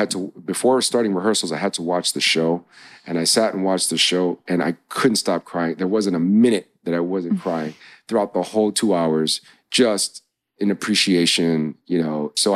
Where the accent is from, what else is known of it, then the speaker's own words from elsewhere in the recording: New York, United States; I grew up, growing up in New York, having so much diversity, having been exposed to so many different experiences in life